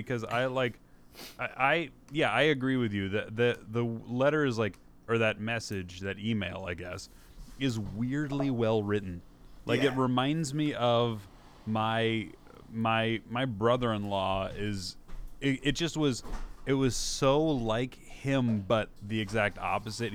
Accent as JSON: {"language": "English", "region": "Midwest", "country": "United States", "said": "my Midwestern sensibilities"}